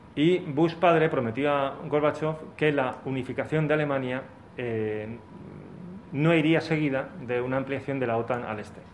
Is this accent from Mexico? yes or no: no; Spain; nosotros como españoles, italianos, portugueses y demás